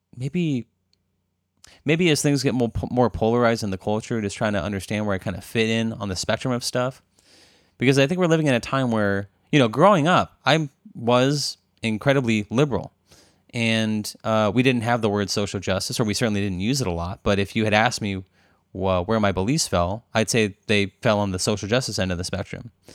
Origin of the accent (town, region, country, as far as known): Arizona, United States; now in Berkeley, United States